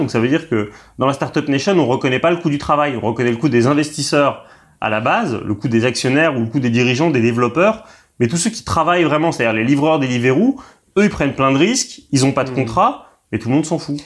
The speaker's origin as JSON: {"language": "French", "town": "Paris", "region": "Île-de-France", "country": "France", "said": "je suis un Parisien"}